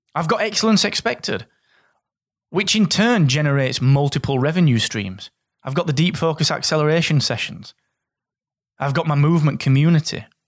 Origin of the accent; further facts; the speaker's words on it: Barnsley, Yorkshire and the Humber, United Kingdom; I'm a guy from Barnsley that comes from a family that was rooted in mining